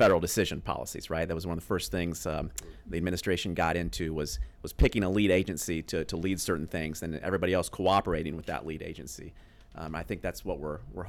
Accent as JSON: {"language": "English", "region": "Indiana", "country": "United States", "tie": "born or raised there", "also_born_or_lived": "Pittsburgh", "moved": "as an adult", "said": "Born and raised in Indiana"}